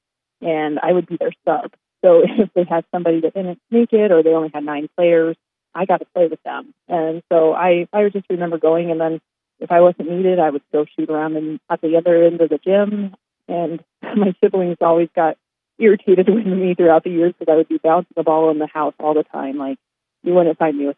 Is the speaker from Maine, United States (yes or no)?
no; Gordon, Nebraska, United States; moved away as an adult; also born or lived in Sioux Falls; I grew up in a small town called Gordon, Nebraska, way out west where nobody even thinks about Nebraska being.